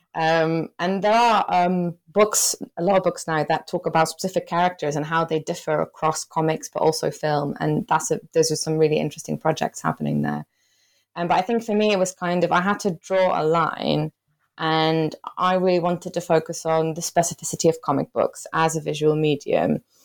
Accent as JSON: {"language": "English", "country": "Belgium", "moved": "as an adult", "lives_now": "United Kingdom", "said": "I'm originally from Belgium and I came to the U K to do my P H D"}